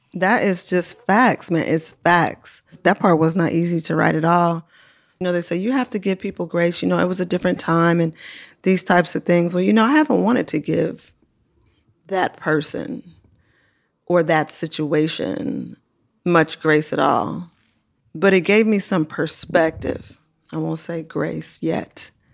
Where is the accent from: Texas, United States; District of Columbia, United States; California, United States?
California, United States; Oakland; I come from Oakland